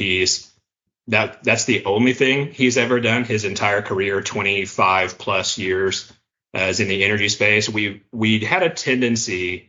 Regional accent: Tulsa, Oklahoma, United States; also born or lived in Edmond, Oklahoma; I grew up in the Tulsa area. I've lived in Oklahoma my whole life

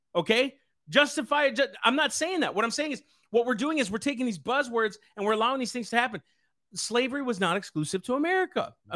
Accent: Sleepy Eye, Minnesota, United States; I grew up in Sleepy Eye, I, uh, North Sleepy Eye represented

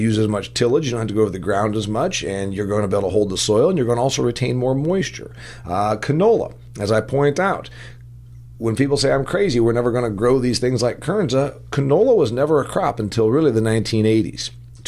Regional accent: Indiana, United States; We grow a lot of it here in my home state of Indiana.

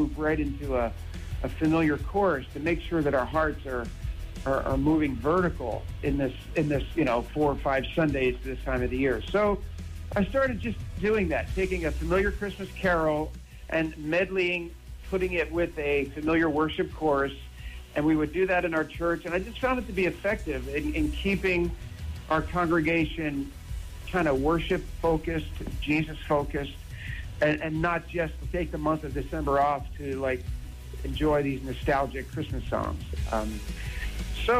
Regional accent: New Jersey, United States; I'm from Jersey

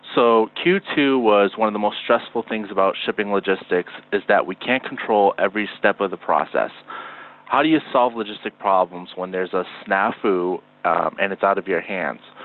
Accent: Northeast, United States; we're both from the Northeast

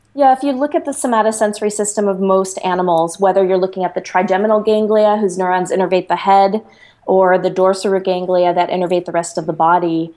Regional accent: Chicago, Illinois, United States; I grew up in Chicago in the inner city and went to public school.

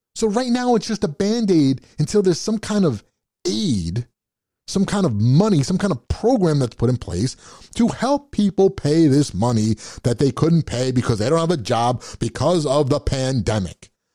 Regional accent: United States; I'm an American

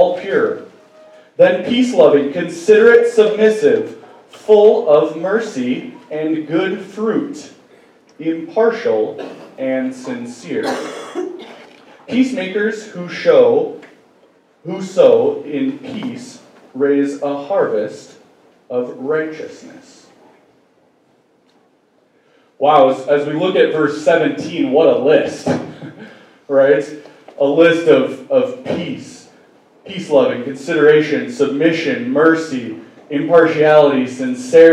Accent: Great Falls, Montana, United States; moved away; Great Falls, Montana, which is my hometown

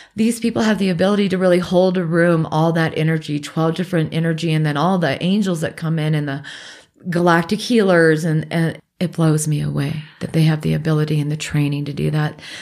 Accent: Alaska, United States; moved away; also born or lived in Pacific Northwest; I grew up in Alaska and then we moved to the Northwest.

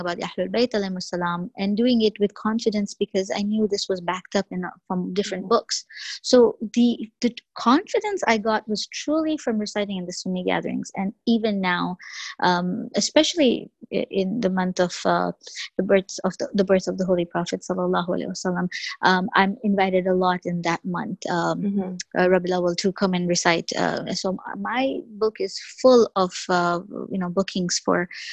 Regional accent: Canada; first language English; growing up in Canada, of course, you have to take French

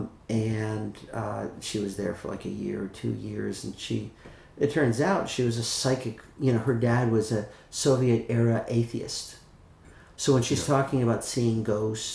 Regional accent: India; also born or lived in Manchester / Hawaii / Los Angeles; now in California, United States; I grew up in India

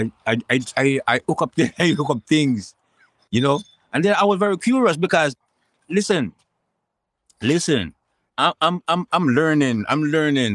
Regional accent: Kingston, Saint Andrew, Jamaica; I grew up between Kingston 13 and rest rural St. Andrews. I was born in Kingston 13

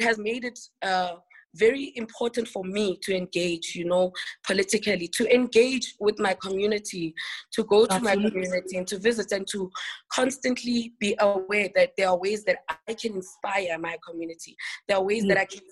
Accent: Eastern Cape, South Africa; first language Xhosa; English is a second language; I was born in the Eastern Cape province of the Eastern Cape of South Africa, and I'm Xhosa, so I speak Xhosa

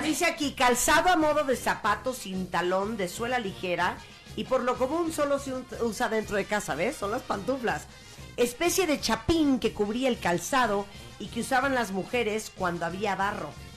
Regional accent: Nicaragua; now in Mexico; en Nicaragua, que es donde yo nací

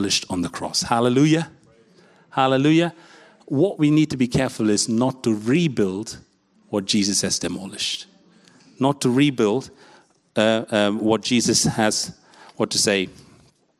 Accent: India; I'm an Asian from India

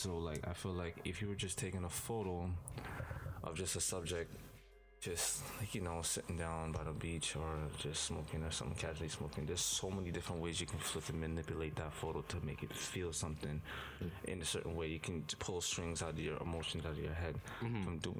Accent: Scarborough, Ontario, Canada; Well, I'm a little kid. I came from Scarborough.

